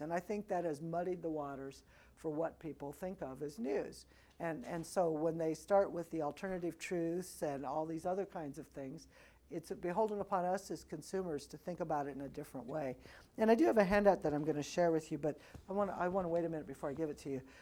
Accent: Missouri, United States; moved away as an adult; now in Chicago, United States; I am from Missouri, a little town in very rural Missouri

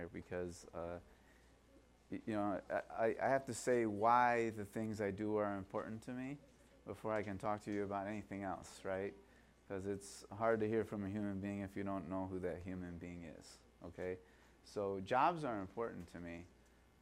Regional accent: Calumet Park, Illinois, United States; I grew up in Kell Park. Anybody know where Kell Park is? 125th and Ashland

